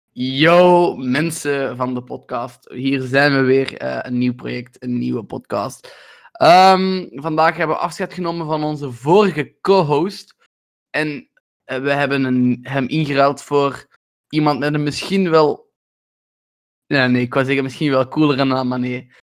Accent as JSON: {"language": "Dutch", "country": "Belgium", "said": "wij als Belgen"}